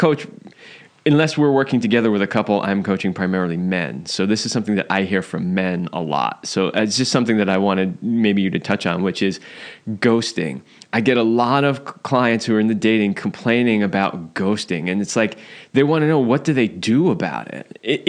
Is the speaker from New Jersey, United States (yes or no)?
yes; New Jersey, United States; So I grew up